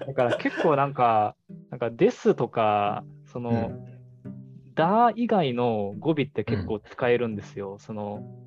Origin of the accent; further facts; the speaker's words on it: Osaka, Japan; accent: Osaka dialect; first language Japanese; 大阪生まれ、大阪育ちで、僕も大阪弁っていう感じですね